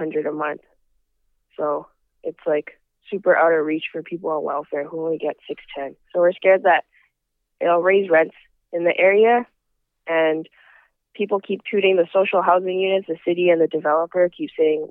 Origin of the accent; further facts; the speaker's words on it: Vancouver, British Columbia, Canada; I grew up in Vancouver